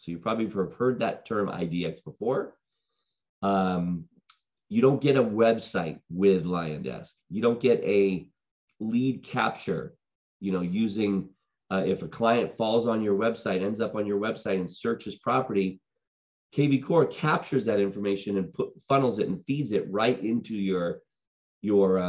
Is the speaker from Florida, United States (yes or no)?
no; Boston, Massachusetts, United States; moved away; also born or lived in Huntington Beach, California; I'm originally from Boston